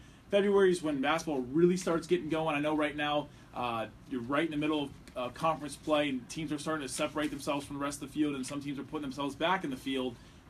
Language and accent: English; Columbus, Ohio, United States; I'm from Columbus.